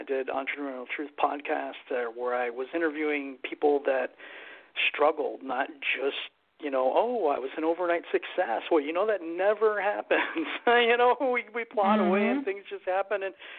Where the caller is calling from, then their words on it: Michigan, United States; From Michigan.